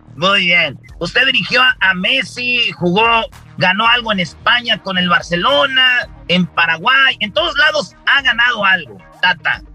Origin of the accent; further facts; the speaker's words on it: Mexico; como mexicanos tenemos esa tradición de la lucha libre